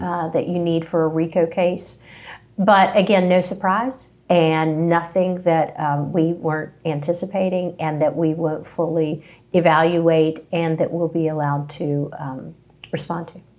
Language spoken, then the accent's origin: English; Princeton, West Virginia, United States; moved away as an adult; also born or lived in Charlotte, North Carolina; now in Charleston, United States; I am from West Virginia, Princeton, West Virginia